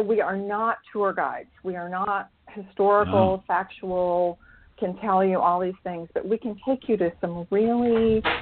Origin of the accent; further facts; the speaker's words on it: Bethany, Oklahoma, United States; I was raised in Bethany, Oklahoma, which is really Oklahoma City